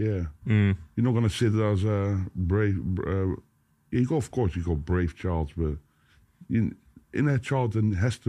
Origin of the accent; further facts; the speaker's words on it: Boxtel, North Brabant, Netherlands; English is a second language; moved away as an adult; now in Vlijmen, Netherlands; I live there. I'm not from it. I'm from Boxtel.